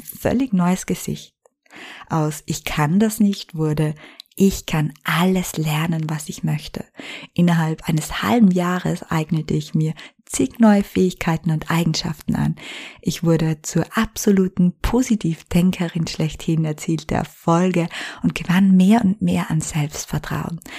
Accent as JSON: {"language": "German", "region": "Styria", "country": "Austria", "tie": "born or raised there", "moved": "as an adult", "lives_now": "Vienna, Austria", "said": "meine Heimat verließ, meinen alten Job an den Nagel hängte und von der Steiermark nach Wien in die Hauptstadt zog"}